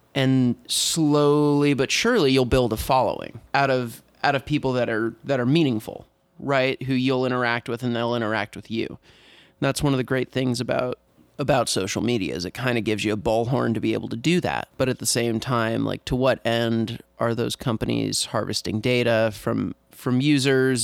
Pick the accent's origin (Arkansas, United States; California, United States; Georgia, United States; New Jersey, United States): California, United States; San Diego; moved away as an adult; also born or lived in Oregon; now in Portland, United States; I'm originally from San Diego, California